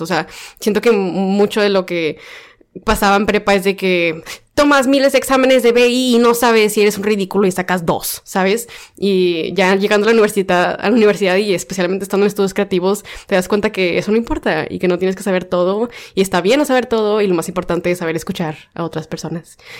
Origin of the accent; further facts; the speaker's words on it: Mexico; como mujeres y como personas mexicanas nos limitamos